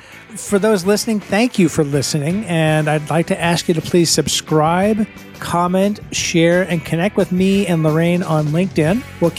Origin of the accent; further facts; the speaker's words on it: Bay Area, California, United States; I'm from the Bay Area and know Sonoma County really well.